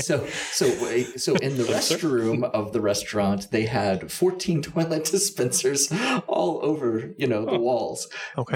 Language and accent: English; Olathe, Kansas, United States; I grew up in Olathe, which is 151st Street